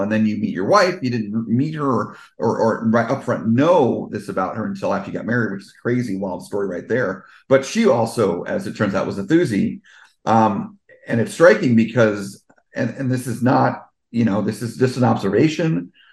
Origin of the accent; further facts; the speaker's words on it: Fort Lee, New Jersey, United States; also born or lived in Englewood, New Jersey; the first seven years of my life, I lived in Fort Lee